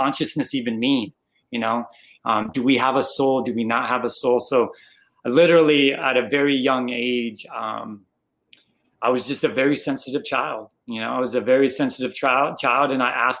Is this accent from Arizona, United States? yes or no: yes; Arizona, United States; moved away as an adult; also born or lived in Chicago, United States; now in Houston, United States; I'm originally from Arizona, was born and raised there, lived there for about 30 years